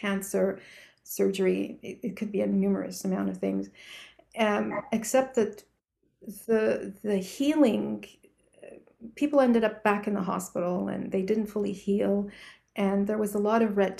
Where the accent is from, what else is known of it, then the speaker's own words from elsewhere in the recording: Canada; I'm from Canada